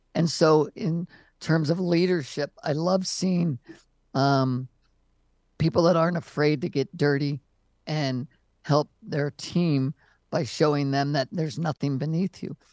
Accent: Maryland, United States; moved away as an adult; also born or lived in California; I grew up in Maryland

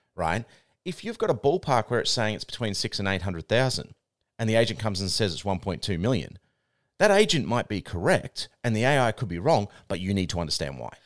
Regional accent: New Zealand; now in Australia; I'm Aussie born, but my, my parents were Kiwi, so I grew up in New Zealand

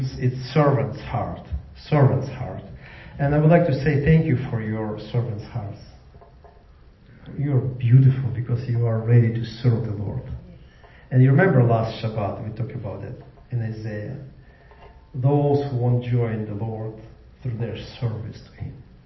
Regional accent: Ukraine; now in Jacksonville, United States; I came from Ukraine.

